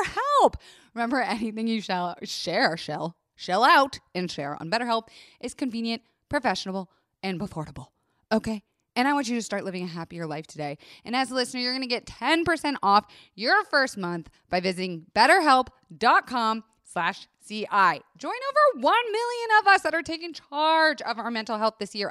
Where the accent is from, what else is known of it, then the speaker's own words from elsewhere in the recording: Florida, United States; I was raised in Florida